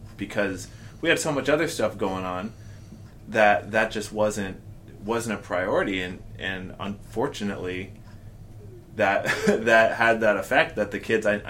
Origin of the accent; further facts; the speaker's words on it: New York, United States; I'm from New York.